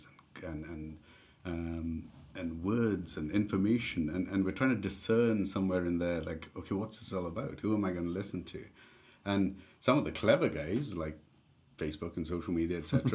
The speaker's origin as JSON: {"language": "English", "country": "India", "tie": "born or raised there", "also_born_or_lived": "Dundee, United Kingdom", "moved": "as an adult", "lives_now": "United Kingdom", "said": "we grew up together in India"}